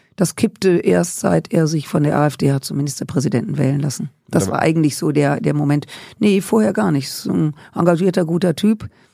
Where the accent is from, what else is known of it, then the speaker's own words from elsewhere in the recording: Rhineland, Germany; Ich komme aus dem Rheinland, et kütt wie et kütt heißt